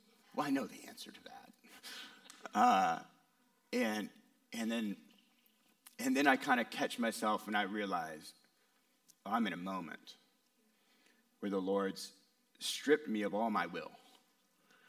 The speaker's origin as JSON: {"language": "English", "region": "West Coast", "country": "United States", "moved": "yes", "said": "I'm from the West Coast"}